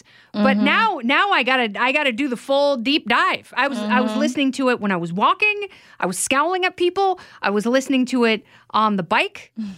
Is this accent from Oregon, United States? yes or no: yes; Oregon, United States; I grew up in Oregon.